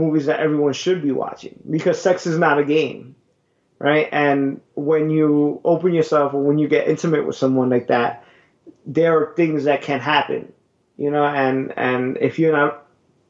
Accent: New York City, New York, United States; growing up in Brooklyn, Bushwick

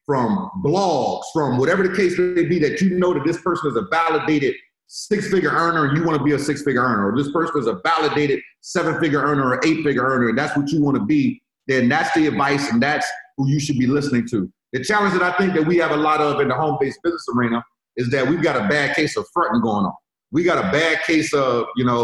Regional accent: Richmond, United States; now in Florida, United States; I'm from Richmond. I live in Florida right now

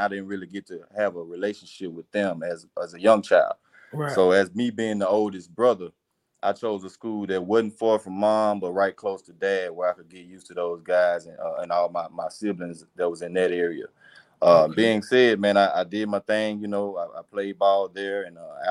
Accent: Mississippi Delta, United States; also born or lived in Dallas, Texas; I am from the Mississippi Delta, man

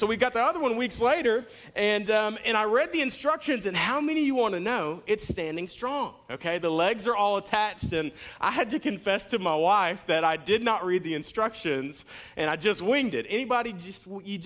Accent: Jacksonville, Florida, United States; I'm from Jacksonville

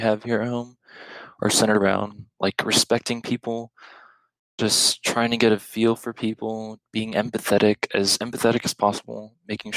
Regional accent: El Paso, Texas, United States; growing up in El Paso

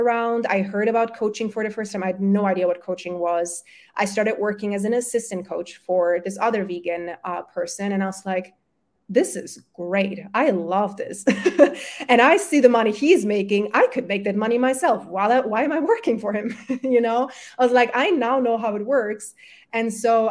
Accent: Germany; first language German and Polish; English is a second language; also born or lived in Poland; I was born in Germany, my family's from Poland

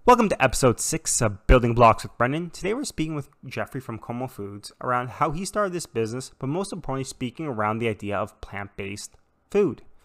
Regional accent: Toronto, Ontario, Canada; moved away as an adult; also born or lived in Vancouver; when moving to Vancouver, I'm from Toronto, I guess originally or natively

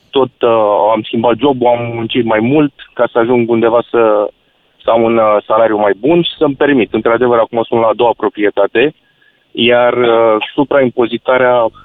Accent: Bucharest, Romania; eu sunt din București.

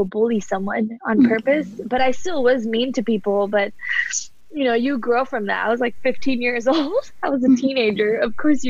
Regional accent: Cerritos, California, United States; moved away as an adult; also born or lived in India; now in Austin, United States; I grew up in California, born in India, but raised in California, SoCal, Cerritos

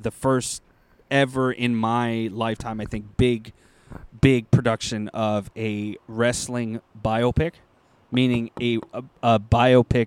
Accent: Toronto, Ontario, Canada; we're from Toronto

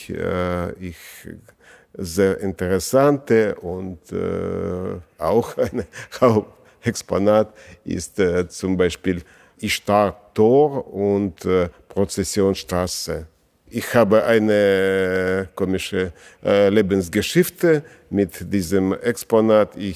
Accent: Latvia; German is a second language

